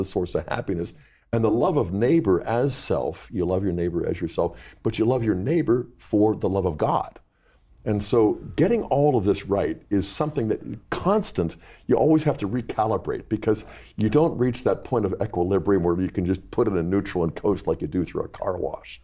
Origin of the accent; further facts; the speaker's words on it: Pittsburgh, Pennsylvania, United States; growing up in Pittsburgh